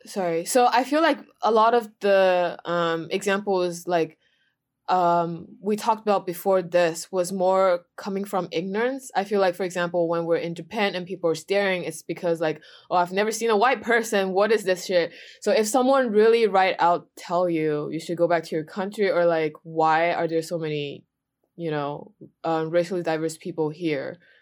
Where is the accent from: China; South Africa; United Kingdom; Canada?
China; moved away; where are you from? And I said, China